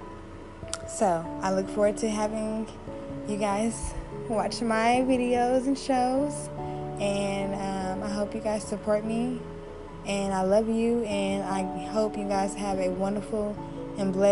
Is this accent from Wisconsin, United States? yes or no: no; Oklahoma City, Oklahoma, United States; I'm originally from Oklahoma City